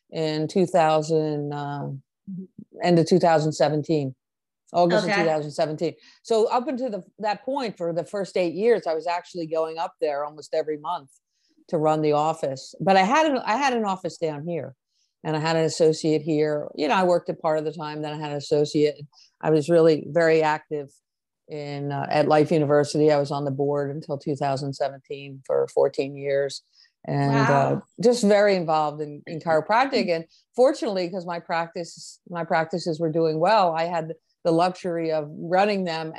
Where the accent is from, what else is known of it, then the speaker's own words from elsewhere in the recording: Rockaway, New Jersey, United States; moved away; I'm from New Jersey, and at the time I was living in North Jersey, in Rockaway, New Jersey, Morris County